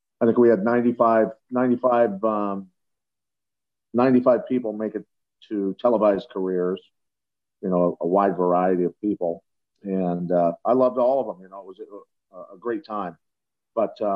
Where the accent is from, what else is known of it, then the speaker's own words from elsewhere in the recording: Iowa, United States; I grew up in Iowa wrestling